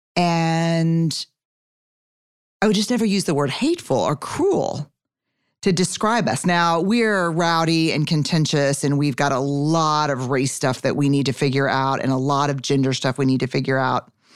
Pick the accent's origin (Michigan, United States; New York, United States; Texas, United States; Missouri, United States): Texas, United States; I'm a Texan. Fifth generation